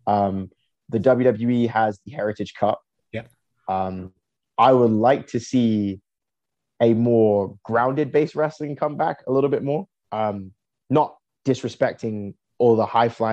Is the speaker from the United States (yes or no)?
no; England, United Kingdom; now in Canada; I was born in England